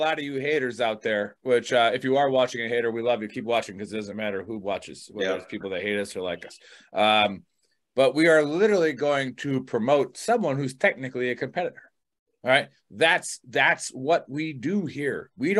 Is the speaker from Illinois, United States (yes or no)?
no; New York, United States; I'm a New Yorker and a DCian now